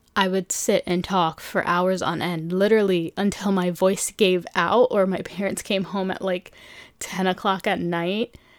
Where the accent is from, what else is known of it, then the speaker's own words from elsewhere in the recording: New York City, New York, United States; also born or lived in Philadelphia; born and raised in New York City